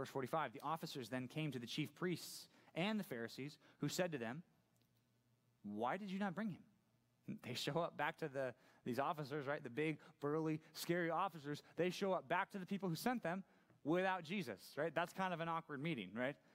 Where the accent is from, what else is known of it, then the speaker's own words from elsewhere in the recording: Laguna Hills, California, United States; also born or lived in San Clemente / Aliso Viejo; Grew up in Laguna Hills